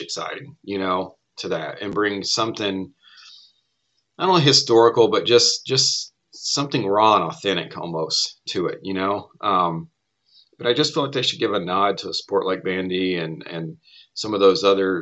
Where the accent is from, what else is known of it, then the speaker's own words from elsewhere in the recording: Tennessee, United States; growing up in Tennessee